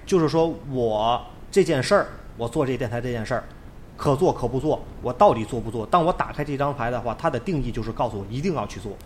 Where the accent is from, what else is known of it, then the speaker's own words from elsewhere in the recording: Tianjin, China; accent: Tianjin dialect; 通常的风格可能是我会讲天津话呀，会用一些本土的方言啊